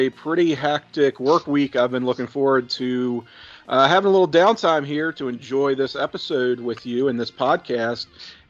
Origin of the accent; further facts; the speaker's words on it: Virginia, United States; I grew up